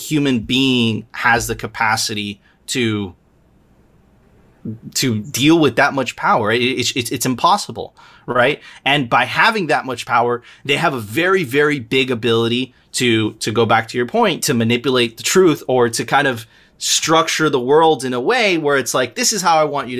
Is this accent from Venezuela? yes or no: yes; Venezuela; now in Miami, United States; I'm originally from Venezuela